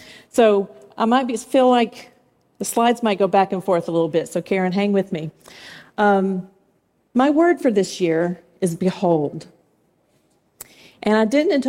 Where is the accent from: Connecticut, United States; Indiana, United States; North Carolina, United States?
North Carolina, United States; Swannanoa; moved away; Swannanoa, North Carolina. That happens to be my hometown where I grew up